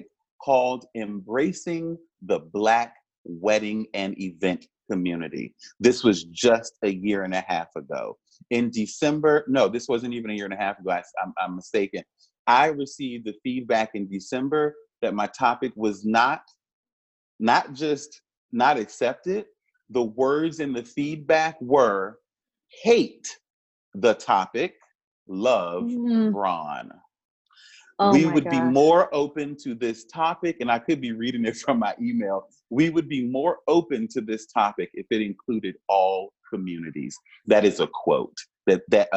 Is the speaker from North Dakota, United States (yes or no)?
no; Richmond, Virginia, United States; as a Black person growing up in Richmond, I strangely took pride in Monument Avenue